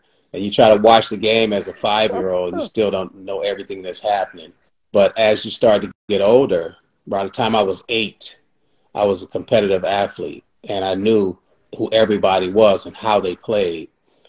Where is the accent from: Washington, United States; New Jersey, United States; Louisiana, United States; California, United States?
California, United States; Oakland; Born and raised in Oakland